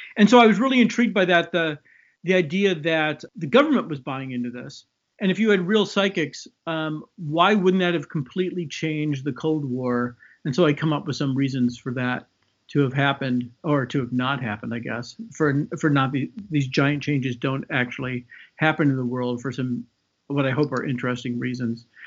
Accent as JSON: {"language": "English", "town": "Chicago", "region": "Illinois", "country": "United States", "tie": "born or raised there", "moved": "yes", "lives_now": "West Coast, United States", "said": "I grew up in Chicago"}